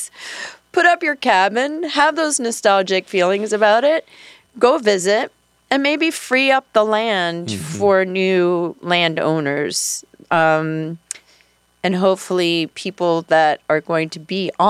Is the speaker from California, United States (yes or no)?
no; the New York area, United States; moved away as an adult; now in Monroe County, Iowa, United States; I'm from the New York area.